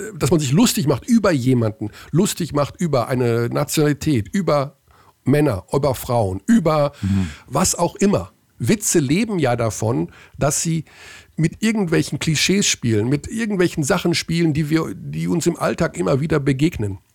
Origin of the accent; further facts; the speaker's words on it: Hagen, North Rhine-Westphalia, Germany; in Hagen, in meiner Heimat